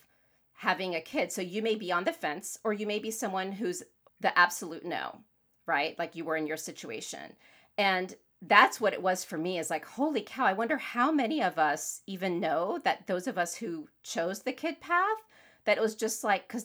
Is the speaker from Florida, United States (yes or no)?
yes; Florida, United States; moved away; also born or lived in Northeast US; I grew up in Florida. Then I moved to the Northeast